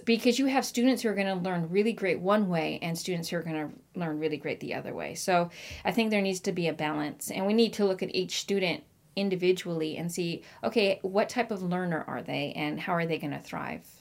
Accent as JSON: {"language": "English", "town": "Marysville", "region": "Washington", "country": "United States", "tie": "born or raised there", "also_born_or_lived": "Virginia", "said": "I actually grew up in Washington, in Marysville, Washington"}